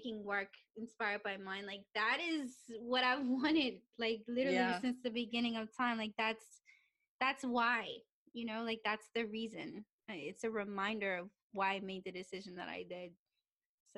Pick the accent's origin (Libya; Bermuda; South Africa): Bermuda; growing up in Bermuda